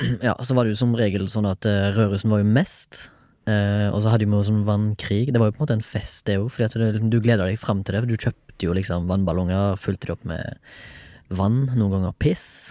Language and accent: Norwegian; Haugesund, Rogaland, Norway; jeg er jo fra Haugesund